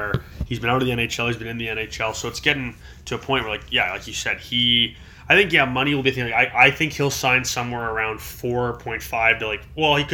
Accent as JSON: {"language": "English", "town": "Toronto", "region": "Ontario", "country": "Canada", "tie": "born or raised there", "said": "growing up in Toronto"}